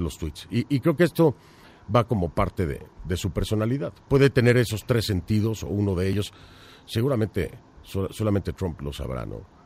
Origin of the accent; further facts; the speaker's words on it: Mexico; moved away; yo como periodista mexicano en el extranjero